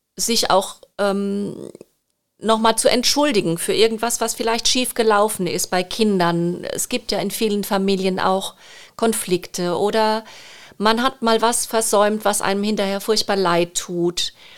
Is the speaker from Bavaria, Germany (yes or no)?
no; Rhineland-Palatinate, Germany; accent: Palatine; ich bin gebürtige Pfälzerin und liebe die Pfalz